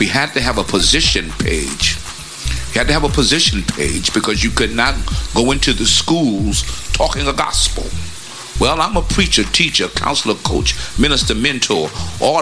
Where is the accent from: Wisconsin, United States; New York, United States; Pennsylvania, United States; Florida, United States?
New York, United States; New York City; now in Virginia Beach, United States; I'm from Brooklyn